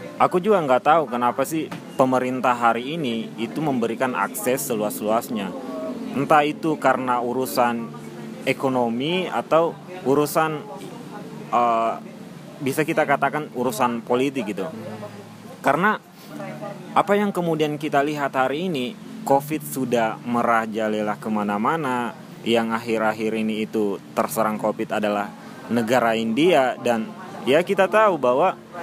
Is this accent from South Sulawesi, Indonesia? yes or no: yes; Makassar, South Sulawesi, Indonesia; moved away as an adult; now in Yogyakarta, Indonesia; Saya asalnya dari Sulawesi